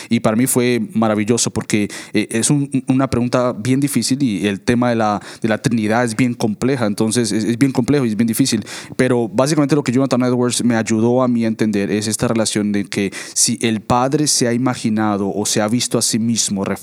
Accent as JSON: {"language": "Spanish", "country": "Colombia", "moved": "yes", "lives_now": "Weston, United States", "said": "soy colombiano y vivo en el estado de la Florida"}